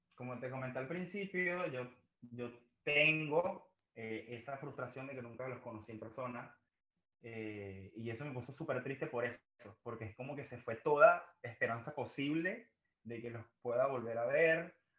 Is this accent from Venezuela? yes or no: yes; Maracay, Aragua, Venezuela; soy de Maracay, pero Valencia está a pocos minutos de Maracay